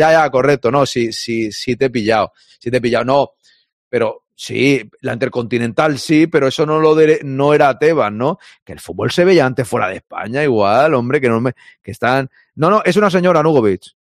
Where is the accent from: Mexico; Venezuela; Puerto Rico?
Venezuela; moved away as an adult; now in Miami, United States; Yo soy de Venezuela y tengo casi seis años en Miami, en Venezuela, con DirecTV, compraba el paquete de la liga y veía los partidos.